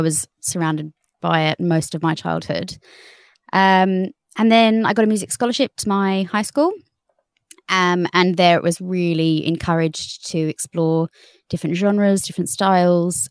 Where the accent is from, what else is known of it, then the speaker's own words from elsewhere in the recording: Australia; moved away as an adult; now in United Kingdom; I'm Australian